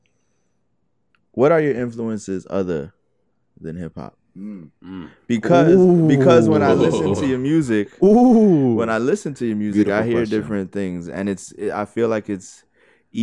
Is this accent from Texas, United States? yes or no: no; Miami, Florida, United States; I'm from Miami. We living in Miami